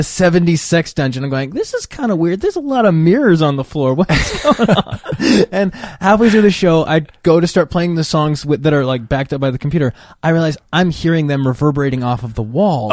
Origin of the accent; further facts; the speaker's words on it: right outside Yosemite, Northern California, United States; I'm from Northern California, right outside Yosemite